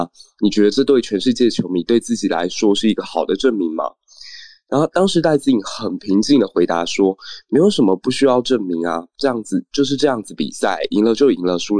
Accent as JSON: {"language": "Chinese", "country": "Taiwan", "said": "对我们台湾人来说"}